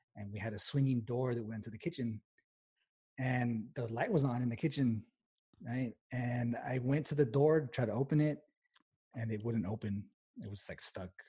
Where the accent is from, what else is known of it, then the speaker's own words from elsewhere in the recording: El Paso, Texas, United States; I'm originally from El Paso, Texas